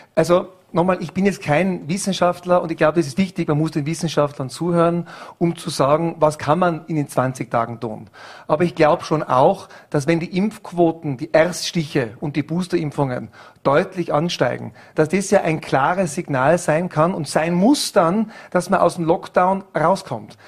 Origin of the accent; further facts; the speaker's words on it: Germany; als Deutscher